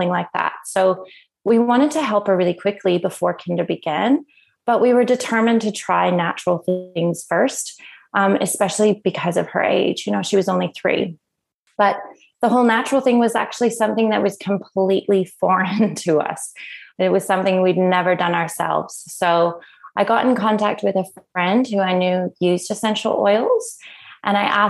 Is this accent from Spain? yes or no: no; Canada; moved away as an adult; now in Australia; if you haven't already noticed by my accent, I'm originally from Canada, and I came over to Australia 14 years ago on a working holiday visa